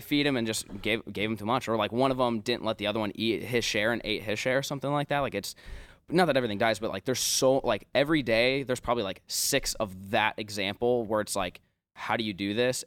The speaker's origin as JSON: {"language": "English", "town": "Omaha", "region": "Nebraska", "country": "United States", "tie": "born or raised there", "said": "growing up in Omaha"}